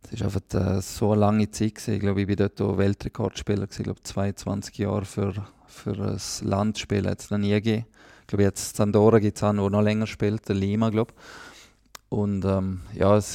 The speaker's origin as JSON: {"language": "German", "country": "Liechtenstein", "said": "der Platz der Gatter als Liechtensteiner ist ja auch nicht selbstverständlich, weil ich muss ja die Ausbildung in der Schweiz machen"}